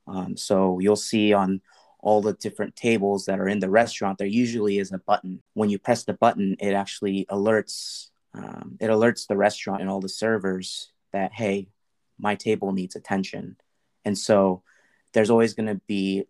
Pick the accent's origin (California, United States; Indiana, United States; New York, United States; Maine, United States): California, United States; Orange County, Southern; I grew up in Orange County and Southern California